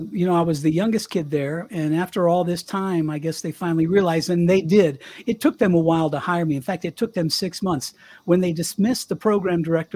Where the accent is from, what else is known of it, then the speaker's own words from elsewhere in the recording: Colorado, United States; moved away as an adult; also born or lived in Miami; I left Power 96 to come back to my hometown here in Colorado, my little one radio station town.